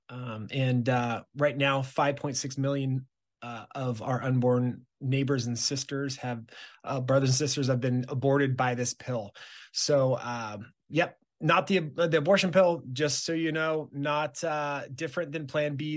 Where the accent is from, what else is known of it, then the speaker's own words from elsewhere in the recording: Southern California, United States; moved away as an adult; now in Wisconsin, United States; born and raised in Southern California